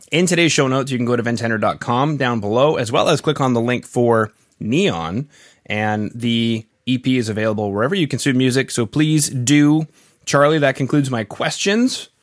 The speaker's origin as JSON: {"language": "English", "country": "Canada", "said": "being Canadian"}